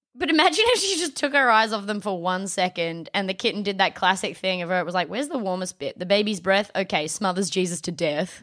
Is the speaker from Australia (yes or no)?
yes; Adelaide, South Australia, Australia; born or raised there